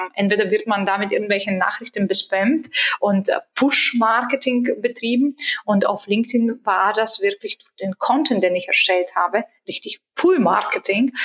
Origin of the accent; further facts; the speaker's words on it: Bulgaria; moved away; Ich bin gebürtige Bulgarin